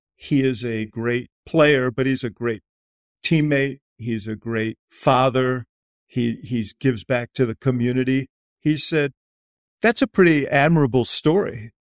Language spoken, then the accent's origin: English; Chicago, Illinois, United States; moved away